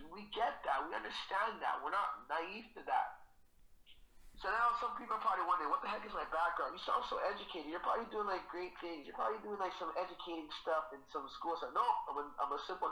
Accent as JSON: {"language": "English", "town": "Toronto", "region": "Ontario", "country": "Canada", "tie": "born or raised there", "said": "So I'm from Jada Finch originally. I lived there for over 20 years."}